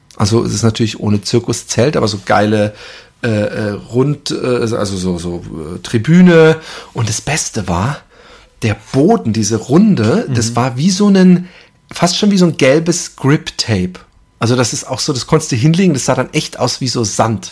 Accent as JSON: {"language": "German", "town": "Karlsruhe", "region": "Baden-Württemberg", "country": "Germany", "said": "bei uns in Karlsruhe, also beziehungsweise zwischen Karlsruhe und Ettlingen"}